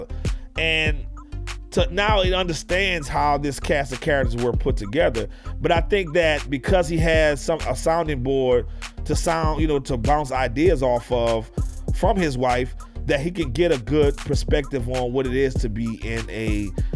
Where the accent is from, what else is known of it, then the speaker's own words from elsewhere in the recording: New Orleans, Louisiana, United States; now in Houston, United States; when I moved from New Orleans to Houston, I had never seen a Mexican a day in my life, ever. All I saw was Black and white growing up in New Orleans.